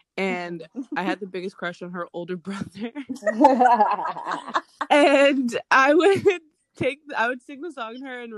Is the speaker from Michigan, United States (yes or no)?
no; Florida, United States; I grew up in Florida. Very easy to tell.